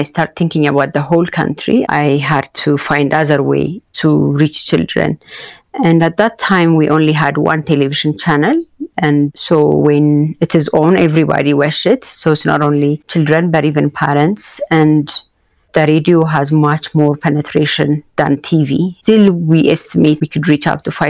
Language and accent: English; Addis Ababa, Ethiopia; growing up in Addis, the way I raised and what I see around me